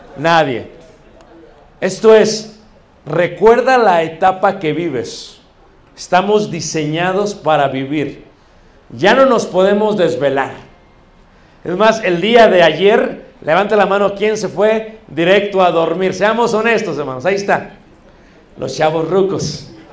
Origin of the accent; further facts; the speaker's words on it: Mexico; Como buenos mexicanos